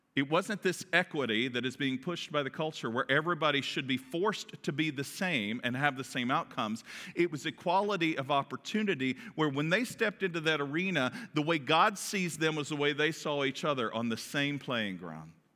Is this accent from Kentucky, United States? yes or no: yes; Kentucky, United States; accent: Kentucky; my Kentucky accent